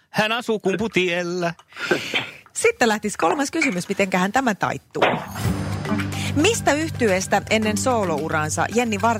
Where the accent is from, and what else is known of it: Tampere, Pirkanmaa, Finland